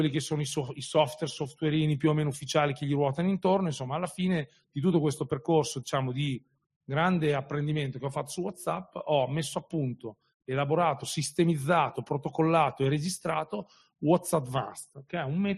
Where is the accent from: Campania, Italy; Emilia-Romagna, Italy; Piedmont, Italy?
Emilia-Romagna, Italy; una trasmissione locale qui in Romagna, io sono romagnolo anche se non si sente